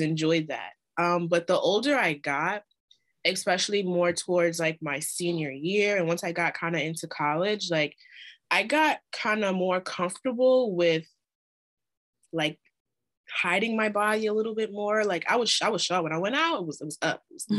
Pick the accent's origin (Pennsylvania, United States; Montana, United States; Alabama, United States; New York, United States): New York, United States; I'm from New York